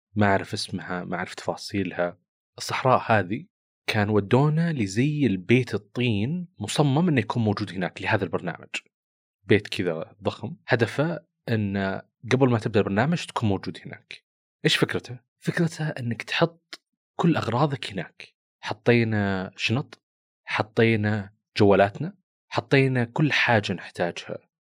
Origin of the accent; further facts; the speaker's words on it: Saudi Arabia; كنت انا من السعوديه